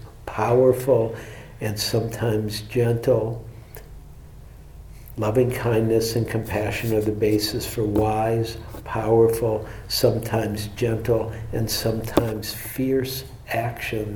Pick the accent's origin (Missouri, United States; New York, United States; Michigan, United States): Michigan, United States; I'm from Michigan